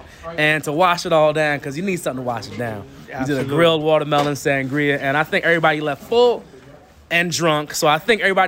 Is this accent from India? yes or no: no; Jamaica; My favorite recipe actually has to be the oxtails because I'm Jamaican.